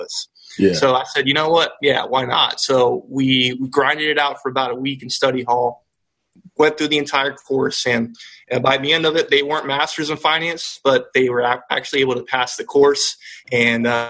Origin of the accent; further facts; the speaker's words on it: Polk County, Central Florida, United States; also born or lived in Venezuela; We are originally from Venezuela, and we got here when I was about 5 or 6, and I actually grew up in Central Florida in the Polk County area, right in between Tampa and Orlando